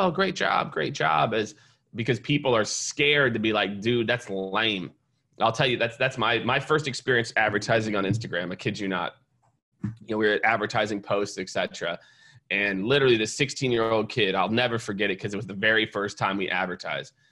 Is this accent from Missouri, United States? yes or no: yes; Kansas City, Missouri, United States; born or raised there; also born or lived in Iowa / New York; now in Austin, United States